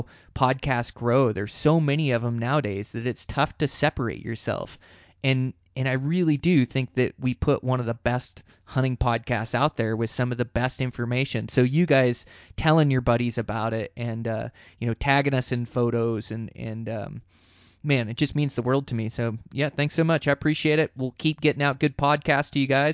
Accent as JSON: {"language": "English", "region": "Montana", "country": "United States", "said": "here in my home state of Montana"}